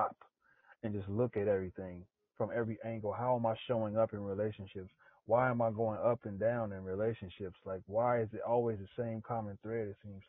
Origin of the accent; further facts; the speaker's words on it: Los Angeles, California, United States; moved away; I grew up in South Central